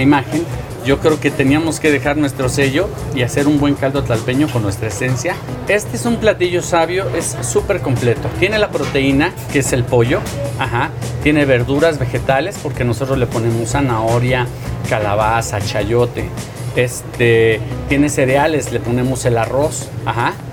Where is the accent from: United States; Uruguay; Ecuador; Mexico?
Mexico; Mexico City; el caldo tlalpeño es algo que le da esencia al lugar donde yo crecí donde trabajo